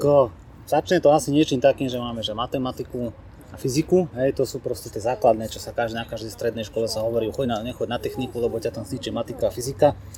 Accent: Dubnica nad Váhom, Trenčín Region, Slovakia; Ja som pochádzam z Dubnice nad Váhom a tam teda veľká ťažká strojarina, tanky, veci proste, buldozery, žeriavy, hej. A toto všetko proste som v tom vyrastal

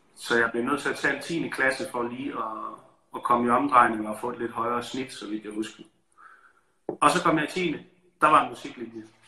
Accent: Aarhus, Central Denmark Region, Denmark; now in Copenhagen, Denmark; jeg elsker Aarhus, der hvor jeg kommer fra

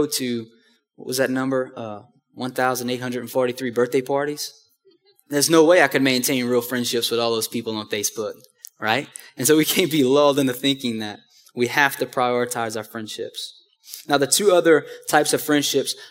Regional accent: Houma, Louisiana, United States; moved away; back in my hometown in Houma

